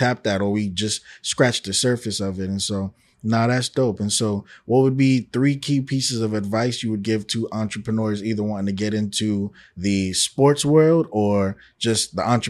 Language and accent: English; New York, United States; you know, I'm from New York and everybody like, oh, I never liked the Knicks ever.